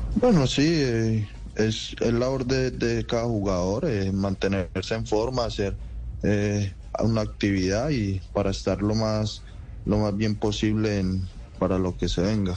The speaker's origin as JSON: {"language": "Spanish", "town": "Guarne", "region": "Antioquia", "country": "Colombia", "tie": "born or raised there", "also_born_or_lived": "Rionegro", "said": "nací en Río Negro, pero viví toda mi vida en, en Guarne."}